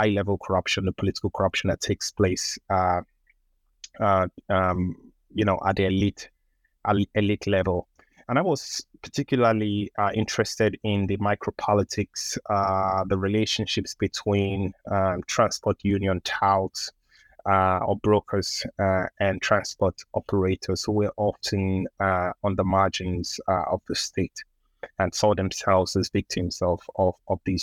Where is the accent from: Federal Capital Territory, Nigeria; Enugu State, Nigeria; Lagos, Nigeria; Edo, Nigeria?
Lagos, Nigeria; moved away; I grew up in Lagos, which is Nigeria's commercial capital and Africa's largest metropolis